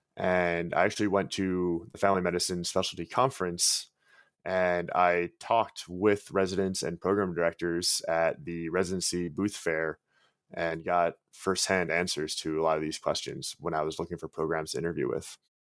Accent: Long Island, New York, United States; I'm from Long Island, New York

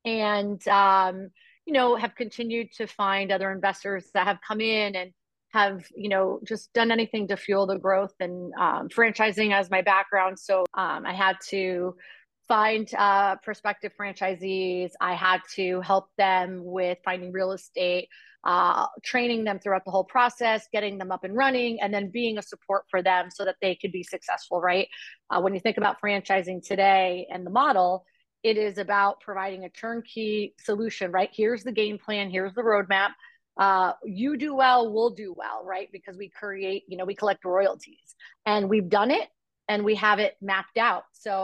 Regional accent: Stamford, Connecticut, United States; Stamford, Connecticut.

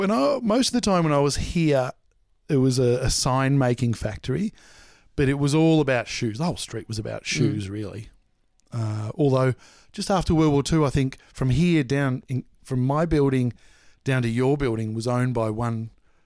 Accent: Mooroolbark, Victoria, Australia; No, Moorabbark.

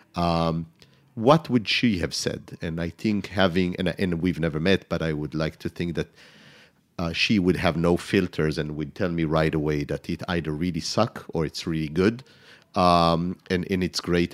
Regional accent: Israel; moved away as an adult; also born or lived in France; now in New York City, United States; growing up in Israel, it's mainly fresh garlic

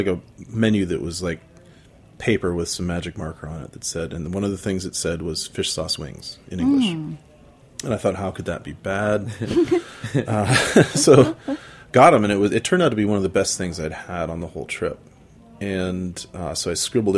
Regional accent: United States; as a honky American growing up

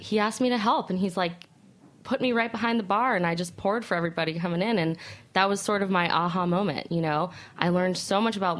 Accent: Aspen, Colorado, United States; moved away; also born or lived in Arizona; So I'm originally from Aspen, Colorado. Small town.

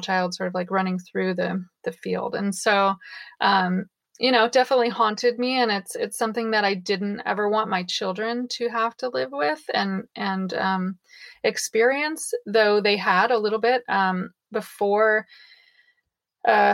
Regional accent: Mendocino County, California, United States; I was born and raised in Mendocino County on an alternative back to the land hippie commune

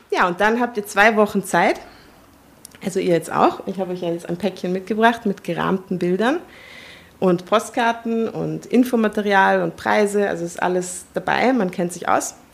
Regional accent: Tuscany, Italy; aufgewachsen in der Toskana. Als ich mhm. vier war, sind meine Eltern äh, nach, in die Toskana gezogen und wenn ich nach Hause fahre, fahre ich nach Italien.

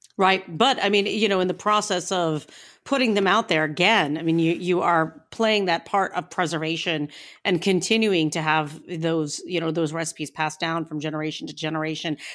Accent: Northeastern Ohio, United States; I come from Northeastern Ohio

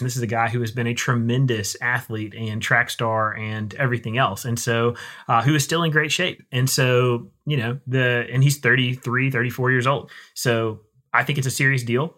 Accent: United States; I'm an American

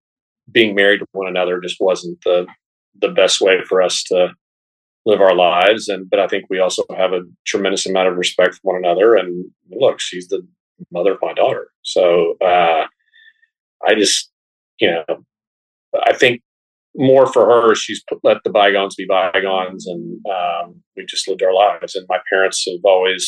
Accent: Dallas, Texas, United States; also born or lived in Austin, Texas / Fort Lauderdale, Florida; I grew up in Dallas, Texas. I went to University of Texas at Austin, and been kind of a Texas boy ever since

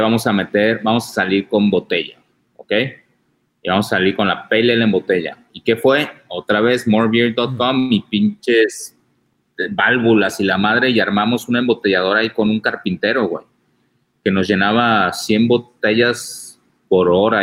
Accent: Tijuana, Baja California, Mexico; yo soy de Tijuana

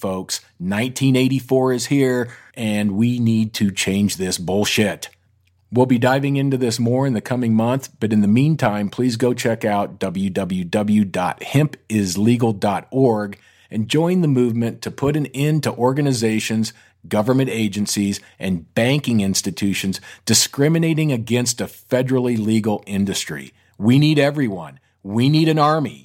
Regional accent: Colorado, United States; we're in New York City, and obviously I'm from Colorado

